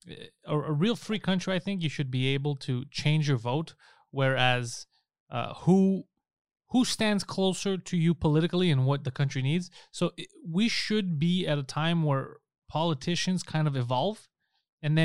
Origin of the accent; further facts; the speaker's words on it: Canada; as a Canadian